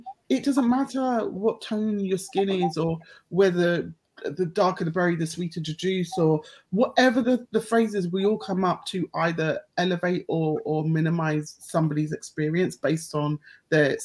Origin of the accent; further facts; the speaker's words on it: United Kingdom; I'm so proud of being black British with a Caribbean heritage